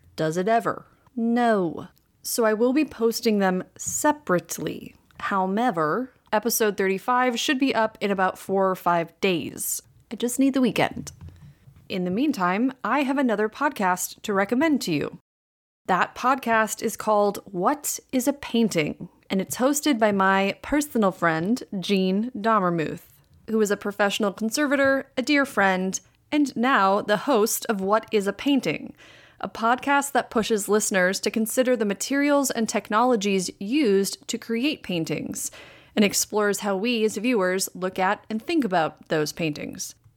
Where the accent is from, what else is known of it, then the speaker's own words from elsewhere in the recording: Green Bay, Wisconsin, United States; my hometown of Green Bay, Wisconsin